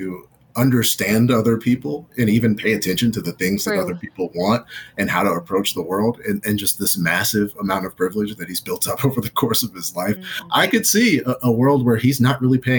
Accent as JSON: {"language": "English", "region": "the South", "country": "United States", "moved": "yes", "lives_now": "Los Angeles, United States", "said": "I'm from the South"}